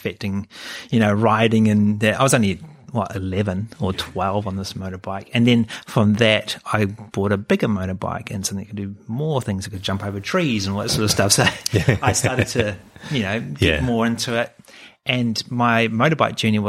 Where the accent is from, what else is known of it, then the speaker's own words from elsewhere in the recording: New Zealand; moved away as an adult; also born or lived in Hamilton, New Zealand; now in Sydney, Australia; growing up in New Zealand, you are sheltered